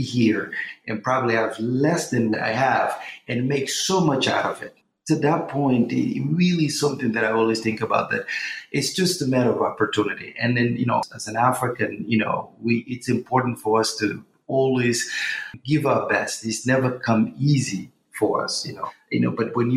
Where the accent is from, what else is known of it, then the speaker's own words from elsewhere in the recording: Portugal; also born or lived in Guinea-Bissau / London, United Kingdom; now in New York, United States; I was born in Guinea-Bissau, you know, grew up in Portugal, educated in London, and now I reside in New York for the past